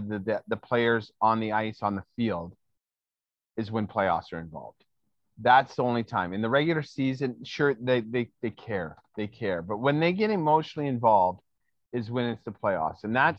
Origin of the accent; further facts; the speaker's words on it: Canada; As a Canadian